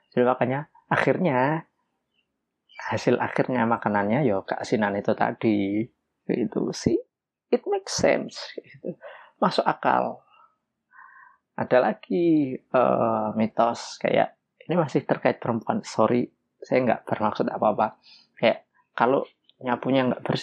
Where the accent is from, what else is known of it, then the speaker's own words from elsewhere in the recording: Java, Indonesia; karena saya lahir dan besar di Jawa, ya tahunya memang mitos yang ada di sekitar Jawa